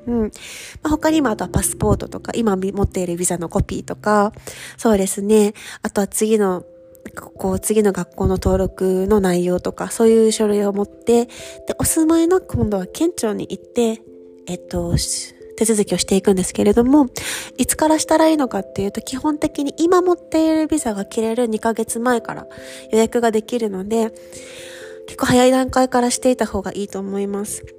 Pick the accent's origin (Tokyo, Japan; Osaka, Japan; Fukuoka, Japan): Fukuoka, Japan; moved away as an adult; now in Paris, France; 私福岡出身